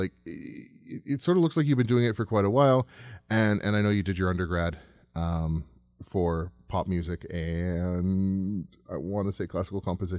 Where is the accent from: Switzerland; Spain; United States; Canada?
Canada; Toronto, Ontario; That's my hometown.